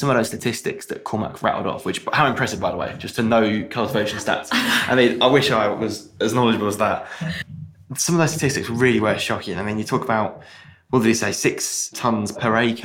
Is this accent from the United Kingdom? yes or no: yes; England, United Kingdom; I do have Irish heritage, but I was born in England.